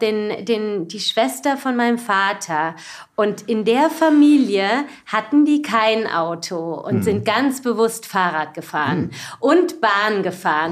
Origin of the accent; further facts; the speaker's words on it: Baden-Baden, Baden-Württemberg, Germany; also born or lived in Freiburg; Ich bin geboren in Süddeutschland, geboren in Freiburg, aber aufgewachsen in Baden-Baden